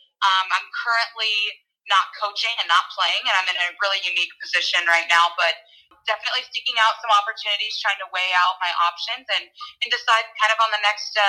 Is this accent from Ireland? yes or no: no; Kansas City, Missouri, United States; I am from Kansas City, Missouri